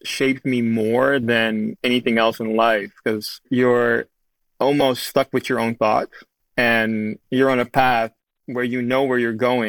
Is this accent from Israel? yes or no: no; Amsterdam, North Holland, Netherlands; moved away as an adult; now in Studio City, United States; growing up in Amsterdam